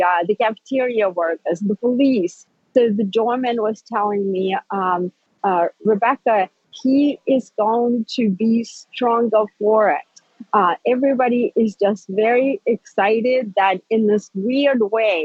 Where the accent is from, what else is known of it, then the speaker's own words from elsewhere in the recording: Russia; now in United States; I am an immigrant from Soviet Russia, right? I grew up with totalitarianism